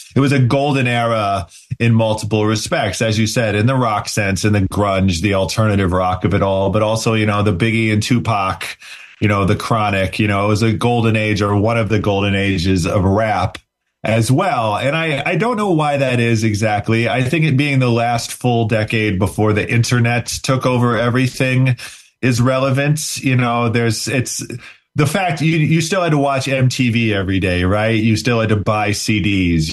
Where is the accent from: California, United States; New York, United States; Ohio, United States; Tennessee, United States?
Ohio, United States; Cleveland; growing up in Ohio in the mid 90s